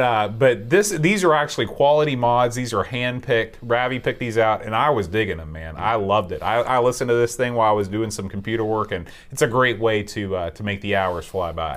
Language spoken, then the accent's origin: English; Sheffield, Yorkshire and the Humber, United Kingdom; moved away; the Steel City. my hometown in England